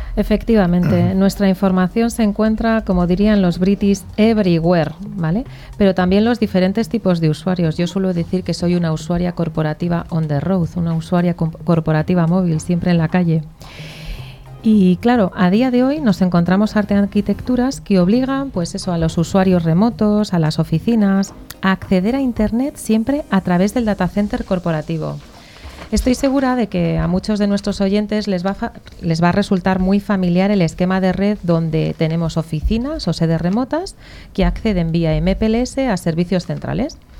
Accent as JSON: {"language": "Spanish", "region": "Basque Country", "country": "Spain", "moved": "yes", "said": "Yo soy vasca"}